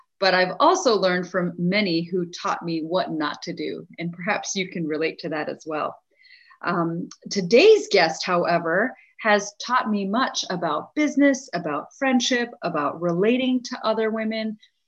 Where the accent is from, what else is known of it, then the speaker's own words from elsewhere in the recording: India; And so as her and I together achieve our goals as Indian women, we have the privilege of investing in the history of other young Indian girls and women that are growing up there today and around the world.